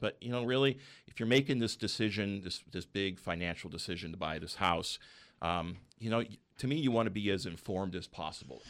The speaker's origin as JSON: {"language": "English", "area": "Bay Area", "region": "California", "country": "United States", "moved": "as an adult", "lives_now": "Central Coast, California, United States", "said": "I was from the Bay Area, so we, we went back up there for the job world."}